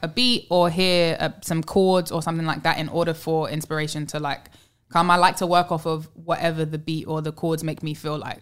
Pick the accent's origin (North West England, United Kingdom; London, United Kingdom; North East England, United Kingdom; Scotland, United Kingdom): London, United Kingdom; also born or lived in New York; now in Los Angeles, United States; I live, obviously, I'm from London. I've lived in New York.